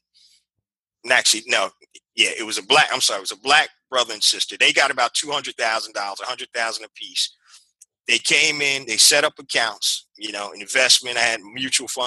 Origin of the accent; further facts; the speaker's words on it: Philadelphia, Pennsylvania, United States; I'm from Philadelphia, PA